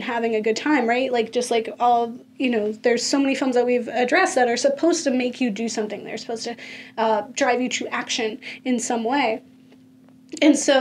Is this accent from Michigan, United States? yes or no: no; Florida, United States; I'm from Florida